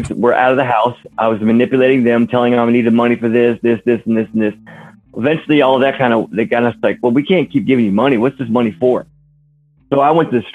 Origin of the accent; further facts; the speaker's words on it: Warsaw, Indiana, United States; also born or lived in California / Idaho; my hometown here in Warsaw, Indiana